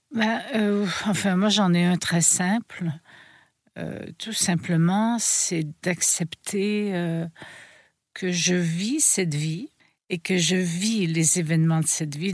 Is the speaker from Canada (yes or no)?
yes; Quebec, Canada; je suis né au Québec